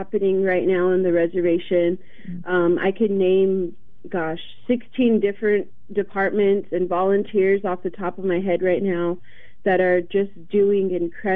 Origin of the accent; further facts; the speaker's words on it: Warm Springs, Oregon, United States; moved away as an adult; now in Portland, United States; prior to this, I grew up in Warm Springs my entire life